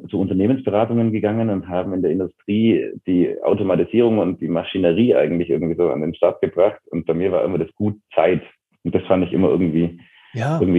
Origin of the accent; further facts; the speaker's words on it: Bavaria, Germany; Total so, ja. Genau. Also auf einem Dorf, auch heute noch irgendwie 700, 800 Einwohner.